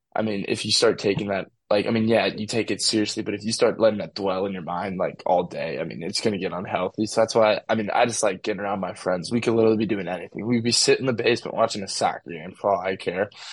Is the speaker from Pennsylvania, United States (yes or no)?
no; St. Louis, Missouri, United States; I'm from St. Louis City